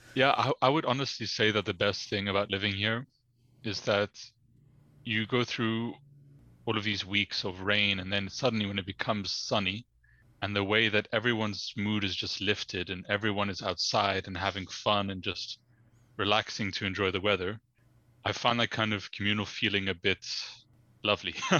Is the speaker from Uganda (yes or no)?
yes; Uganda; moved away as an adult; also born or lived in London; now in Netherlands; living or growing up in Uganda